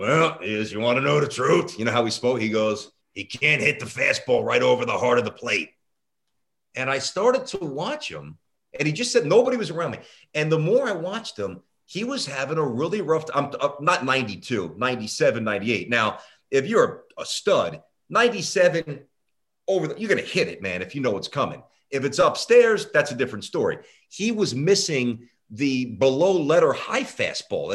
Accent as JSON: {"language": "English", "region": "New York", "country": "United States", "also_born_or_lived": "San Francisco", "moved": "as an adult", "said": "I love New York. I'm from New York"}